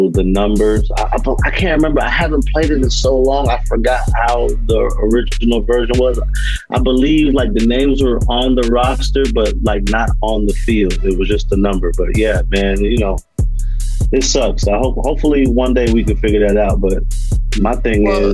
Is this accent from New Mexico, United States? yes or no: no; West Palm Beach, Florida, United States; also born or lived in Tampa; I'm originally from West Palm Beach, but I spend a lot of my time in Tampa